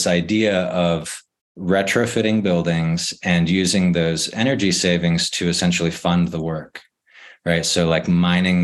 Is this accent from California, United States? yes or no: yes; San Diego, California, United States; I grew up in San Diego